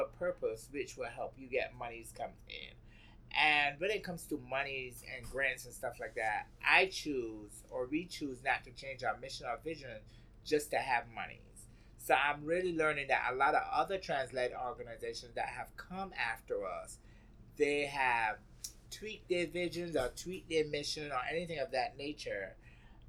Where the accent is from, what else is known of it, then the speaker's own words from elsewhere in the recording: Barbados; moved away as an adult; now in New York, United States; Growing up in Barbados, you had to fight.